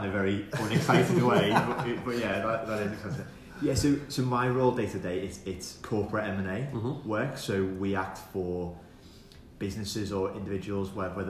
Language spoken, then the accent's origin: English; United Kingdom; moved away as an adult; now in Dubai, United Arab Emirates